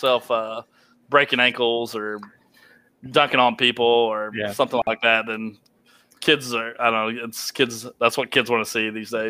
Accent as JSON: {"language": "English", "region": "Georgia", "country": "United States", "said": "Me being a Georgia fan makes sense because I'm from Georgia."}